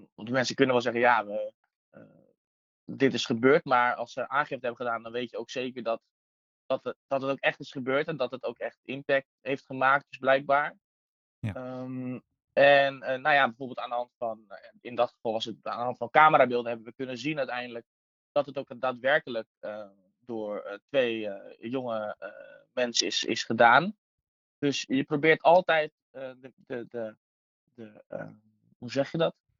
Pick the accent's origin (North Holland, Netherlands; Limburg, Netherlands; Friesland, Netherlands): North Holland, Netherlands; Nieuw-Vennep; Ik kom zelf uit Nieuw-Vennep, ben ik opgegroeid